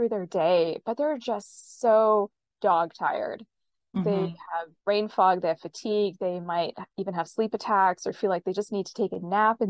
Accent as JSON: {"language": "English", "region": "Western Canada", "country": "Canada", "tie": "born or raised there", "also_born_or_lived": "Bay Area, California", "moved": "yes", "lives_now": "California, United States", "said": "I'm based in California in the Bay Area, but I grew up in Western Canada"}